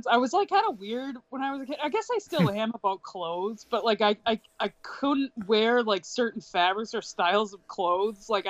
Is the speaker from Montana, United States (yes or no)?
no; Boston, Massachusetts, United States; born there; I am literally from Boston. I was born in Boston at Brigham and Women's Hospital